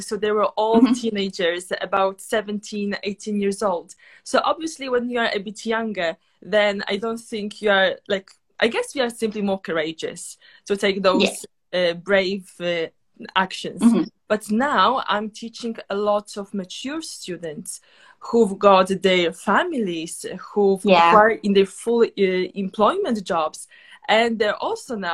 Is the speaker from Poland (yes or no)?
yes; Poland; now in London, United Kingdom; I myself, I'm from Poland